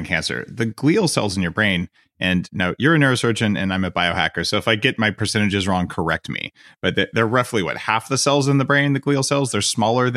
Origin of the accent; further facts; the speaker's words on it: Albuquerque, New Mexico, United States; moved away; I grew up in Albuquerque